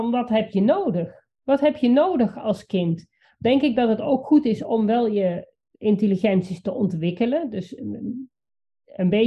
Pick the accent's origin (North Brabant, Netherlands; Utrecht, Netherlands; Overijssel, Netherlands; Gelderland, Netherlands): Gelderland, Netherlands; Achterhoek; hier bij ons in de achterhoek